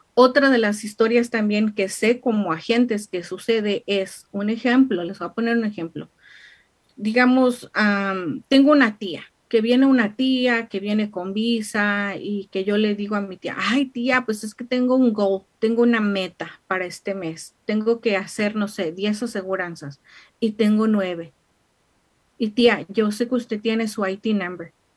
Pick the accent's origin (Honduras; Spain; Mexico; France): Mexico; now in United States; como típica mexicana